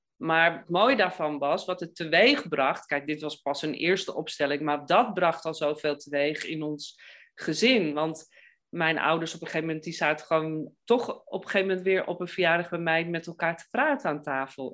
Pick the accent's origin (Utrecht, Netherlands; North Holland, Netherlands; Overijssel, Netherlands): North Holland, Netherlands; Amsterdam; ik ben Amsterdammer